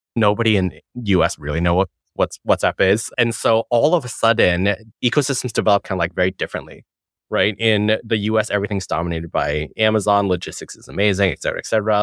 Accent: Hong Kong; moved away; I was born in Hong Kong, go back all the time, saw family there

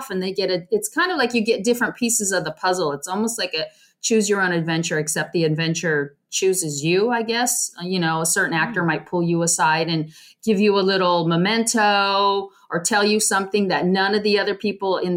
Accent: California, United States; also born or lived in Arizona

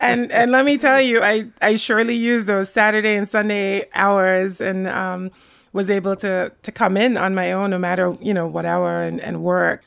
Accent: Sint Maarten; moved away as an adult; also born or lived in Rotterdam, Netherlands; now in Jersey City, United States; I grew up on the Dutch side of Saint Martin.

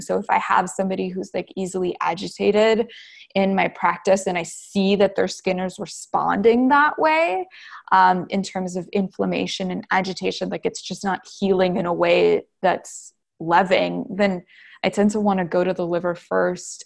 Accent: New Brunswick, Canada; also born or lived in Wisconsin / Texas; now in Los Angeles, United States; I'm originally from New Brunswick, Canada.

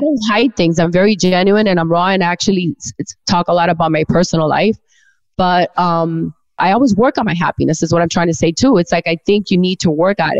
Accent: Miami, Florida, United States; I've always lived here

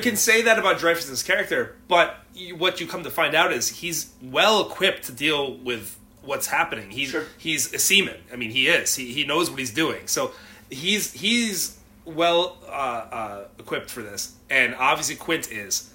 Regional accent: New England, United States; moved away; I'm from New England originally

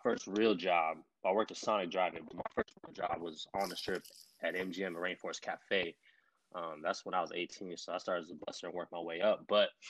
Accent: Las Vegas, Nevada, United States; Born and raised in Las Vegas, Nevada. East side, east side, east side.

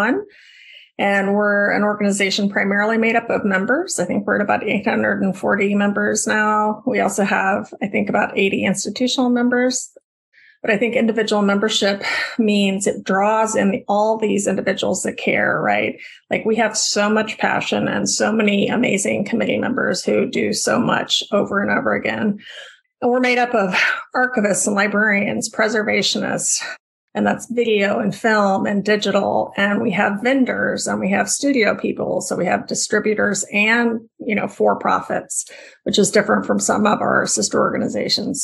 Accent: Austin, Texas, United States; also born or lived in Indiana; now in Bloomington, United States; growing up in Austin, Texas, in an era in the 80s

